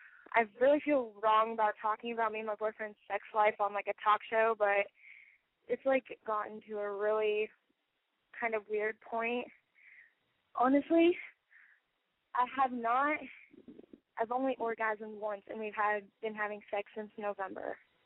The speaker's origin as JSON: {"language": "English", "region": "Iowa", "country": "United States", "said": "I'm from Iowa."}